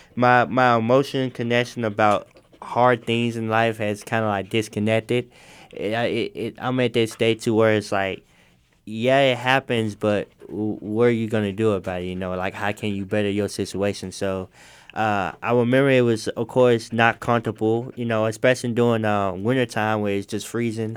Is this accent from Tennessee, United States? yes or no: yes; Memphis, Tennessee, United States; I I grew up in Memphis